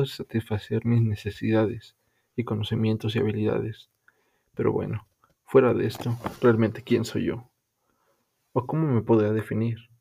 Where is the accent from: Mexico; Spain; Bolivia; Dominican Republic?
Mexico; soy un chico mexicano, tengo 19 años